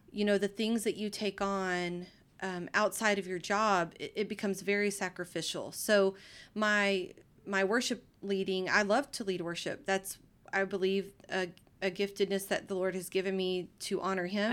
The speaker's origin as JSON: {"language": "English", "town": "Livingston", "region": "Texas", "country": "United States", "tie": "born or raised there", "said": "I grew up in Livingston, Texas, and it's a small town in East Texas"}